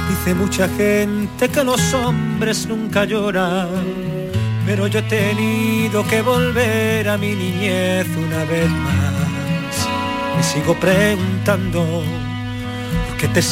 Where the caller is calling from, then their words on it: Córdoba, Andalusia, Spain; de Córdoba.